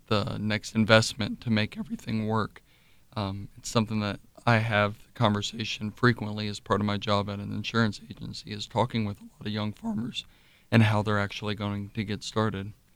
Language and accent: English; Osgood, Ohio, United States; from Dark County, Osgood, Ohio